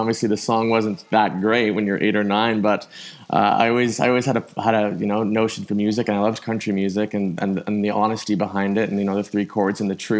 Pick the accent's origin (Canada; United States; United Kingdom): Canada; obviously growing up in Canada